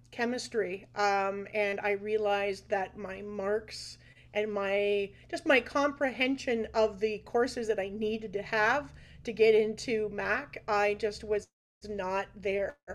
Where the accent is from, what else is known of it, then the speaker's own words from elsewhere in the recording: Liverpool, North West England, United Kingdom; we're from Liverpool, so yes. Hey, uh, grew up on the … and uh, … and and … and a lot of country music.